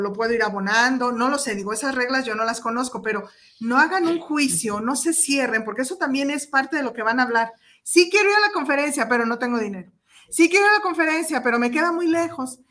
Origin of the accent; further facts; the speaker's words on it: Mexico; como mexicanos